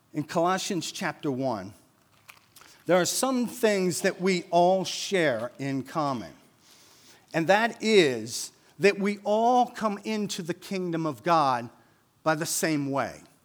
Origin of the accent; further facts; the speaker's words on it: Wilmington, Delaware, United States; We grew up in North Wilmington, um, so we moved to North Wilmington when I was eight years old.